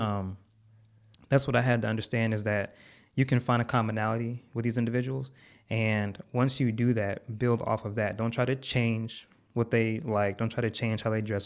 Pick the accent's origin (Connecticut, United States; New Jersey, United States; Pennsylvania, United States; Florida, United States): Connecticut, United States; now in Texas, United States; I'm from Connecticut, living in Texas.